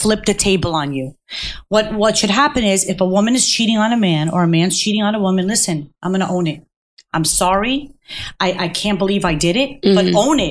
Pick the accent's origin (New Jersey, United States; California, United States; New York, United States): New Jersey, United States; Cherry Hill; also born or lived in Manhattan; my mother had two jobs when we were growing up in Cherry Hill